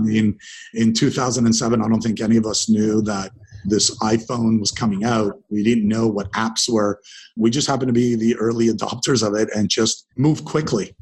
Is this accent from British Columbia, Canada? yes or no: no; Dundas, Ontario, Canada; first language English; also born or lived in Israel; now in Toronto, Canada; I was born in Israel. I uh, arrived in Canada in 1978, grew up out in a small town beside Hamilton called Dundas, Ontario.